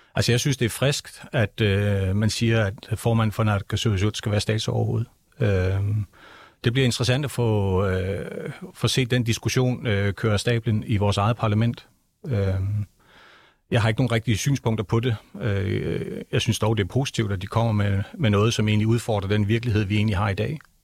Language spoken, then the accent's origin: Danish; Greenland; jeg er født og opvokset i Grønland